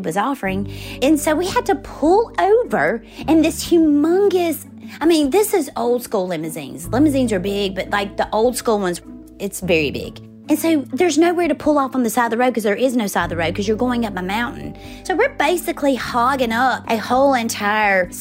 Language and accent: English; Forest, Mississippi, United States; moved away as an adult; I grew up in Forest, Mississippi